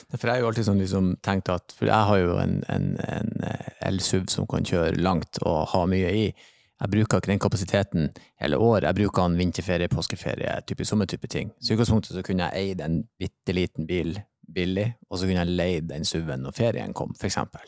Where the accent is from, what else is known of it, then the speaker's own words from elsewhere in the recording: Bodø, Nordland, Norway; now in Oslo, Norway; jeg er jo fra Bodø, som en, eh, si, en liten storby, men fremdeles litt bygda